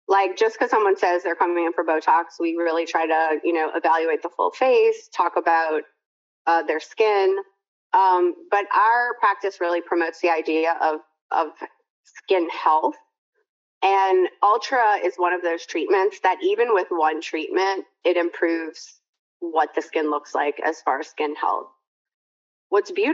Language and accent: English; Louisiana, United States; I'm from Louisiana, we say lanyap